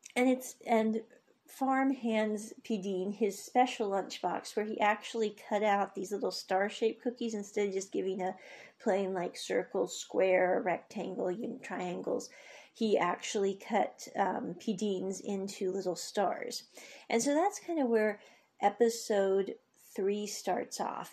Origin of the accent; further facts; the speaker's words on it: United States; I grew up in the States